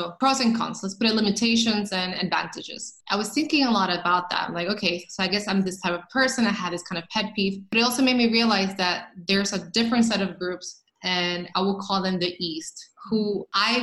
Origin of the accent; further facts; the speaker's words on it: Dominican Republic; moved away as an adult; also born or lived in Brooklyn; I grew up in Dominican Republic. I don't know if a lot of people know that, but I was in Dominican Republic until I was shy of 20. So I came here as an adult